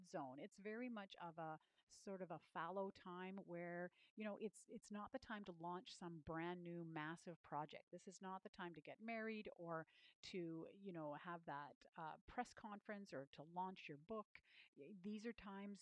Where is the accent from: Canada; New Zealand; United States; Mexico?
Canada; I'm a Canadian